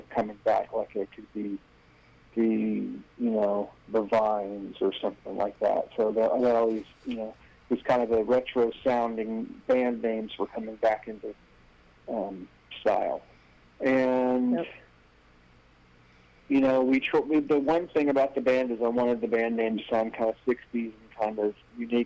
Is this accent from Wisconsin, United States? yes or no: no; Charleston, South Carolina, United States; I grew up on listening to, like, the 50s and 60s oldies station in my hometown in Charleston, South Carolina